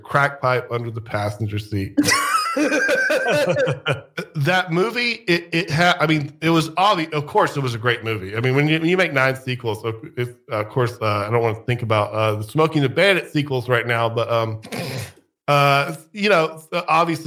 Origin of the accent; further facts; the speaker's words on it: United States; I'm American.